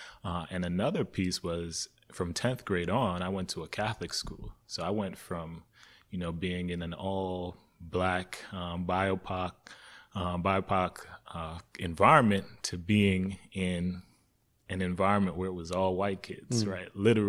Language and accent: English; Jamaica; moved away; Even growing up in Jamaica for the years, I thought we were pretty well off. And then coming here and being on like food stamps initially